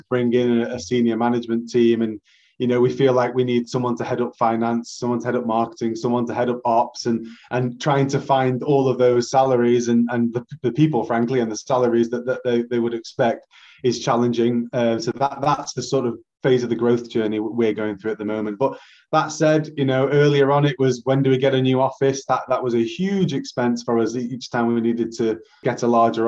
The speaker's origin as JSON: {"language": "English", "town": "Manchester", "region": "North West England", "country": "United Kingdom", "tie": "born or raised there", "said": "I'm a Mancunian born and bred."}